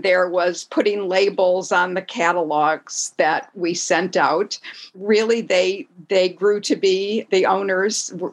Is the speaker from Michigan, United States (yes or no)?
yes; Detroit, Michigan, United States; I grew up in Detroit